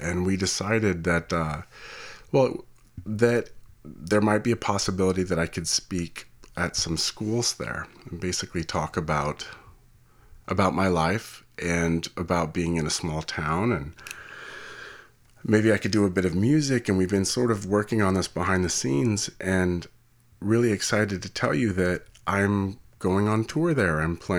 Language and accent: English; California, United States; being a Californian and raised for half my life here, I just have like a lot of respect for people who can like withstand that kind, those kind of temperatures.